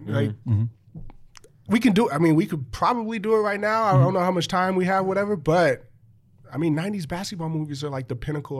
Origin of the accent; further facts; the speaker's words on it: Los Angeles, California, United States; growing up in Los Angeles